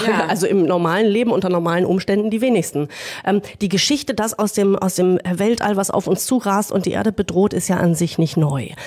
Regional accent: Hamburg, Germany; ich habe mich neulich in Hamburg in meiner Heimatstadt mal in so eine Hafenrundfahrt gesetzt.

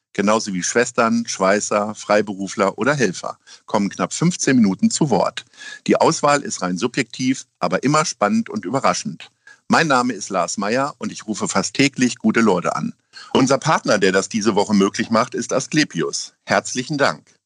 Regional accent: Hamburg, Germany; ich komme aus Altona. Da habe ich jetzt wirklich sehr viele äh, glückliche Jahre verlebt

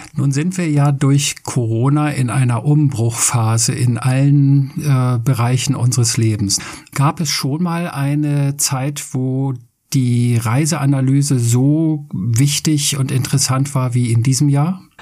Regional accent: Schleswig-Holstein, Germany; ich wohne etwas außerhalb von Hamburg, wir sind beide Schleswig-Holsteiner.

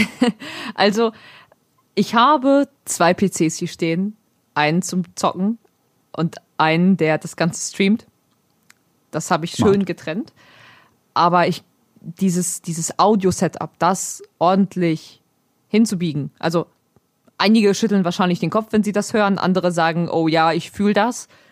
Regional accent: Germany; first language Polish; German is a second language; ich bin zwar in Deutschland geboren, meine Eltern kommen beide aus Polen

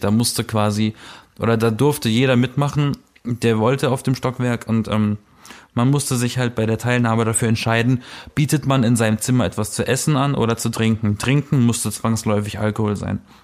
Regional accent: Berlin, Germany; ich komme aus Berlin

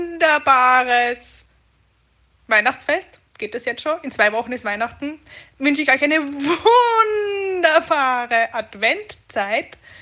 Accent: Austria; Bei uns in Österreich

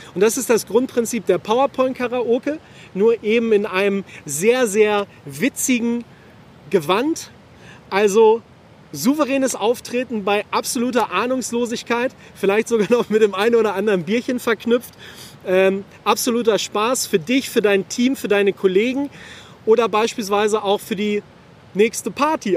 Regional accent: Hameln, Lower Saxony, Germany; in meiner Heimat in Hameln

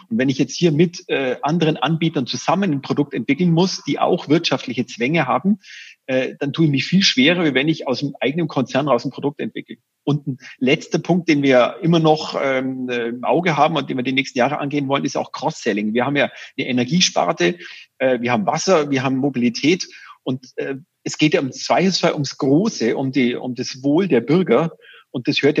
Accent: Augsburg, Bavaria, Germany; da ist man natürlich als Augsburger mit einem gewissen äh, Geoinformationssystem, mit den richtigen äh, Daten, erkennt man schneller den Bedarf

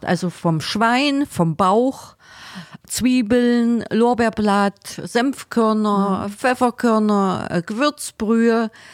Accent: Magdeburg, Saxony-Anhalt, Germany; moved away as an adult; now in Heidenheim, Germany; bei uns in Magdeburg

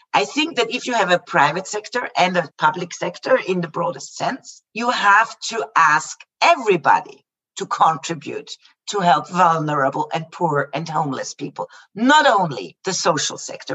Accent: Vienna, Austria; the capital that is closest to my hometown to vienna

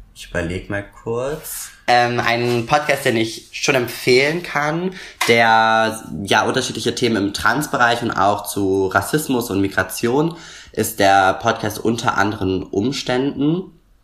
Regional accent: Berlin, Germany; komme aus Berlin und wohne auch immer noch in Berlin

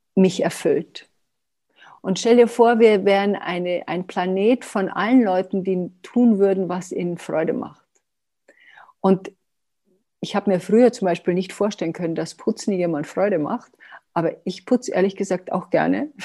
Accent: Germany; wir sind auch Deutsche

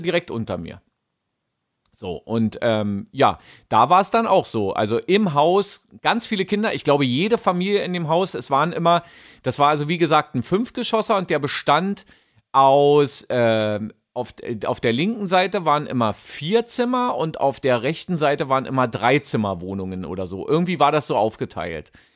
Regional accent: Berlin, Germany; Ich bin ja auch an der Spree geboren. Berlin-Mitte-Boy.

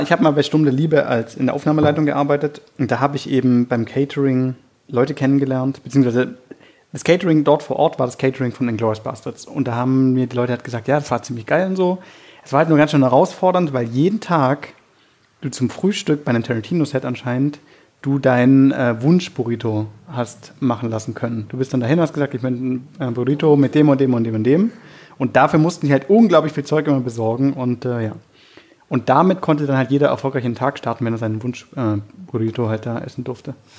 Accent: Germany; wir als Deutsche

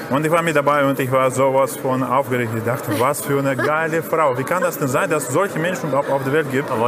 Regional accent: Bavaria, Germany; Ich komme aus Bayern

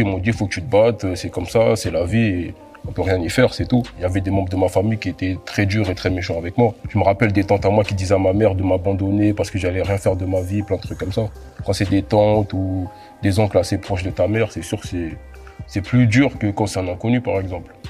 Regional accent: France; also born or lived in Congo; Je suis arrivé en France à l'âge de 4 ans, mais je suis né au Congo

